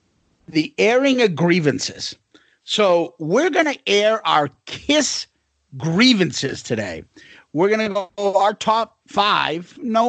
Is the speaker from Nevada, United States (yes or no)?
no; Boston, Massachusetts, United States; moved away; we're originally from Boston